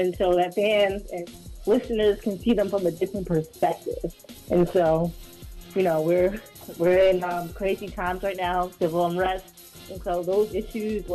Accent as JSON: {"language": "English", "town": "New York City", "region": "New York", "country": "United States", "said": "I'm from Harlem"}